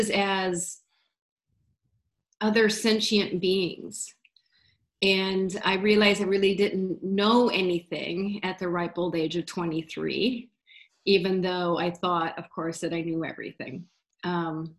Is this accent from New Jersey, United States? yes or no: no; Iowa, United States; moved away; also born or lived in Wisconsin; I was originally from Iowa